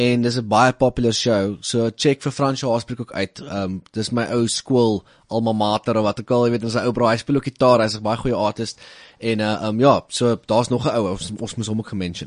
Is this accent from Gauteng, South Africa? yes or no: no; Little Karoo, Western Cape, South Africa; ons klein karoo cowboys